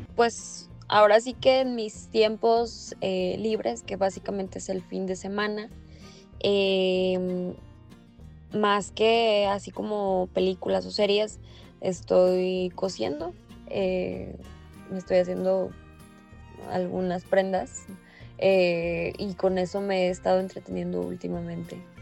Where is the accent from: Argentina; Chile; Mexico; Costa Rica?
Mexico; como mexicanos